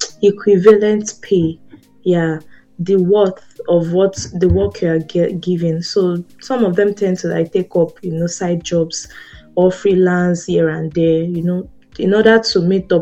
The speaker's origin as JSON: {"language": "English", "country": "Nigeria", "said": "as a Nigerian"}